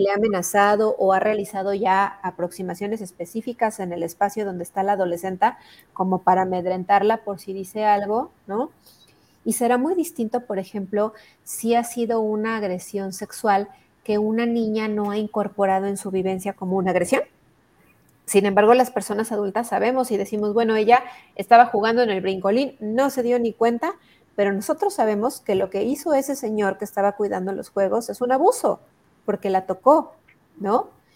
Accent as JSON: {"language": "Spanish", "region": "Hidalgo", "country": "Mexico", "said": "yo soy del estado de Hidalgo"}